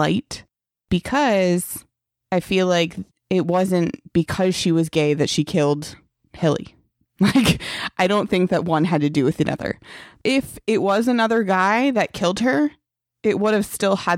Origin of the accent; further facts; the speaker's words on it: New Jersey, United States; I grew up around gay couples. I'm from New Jersey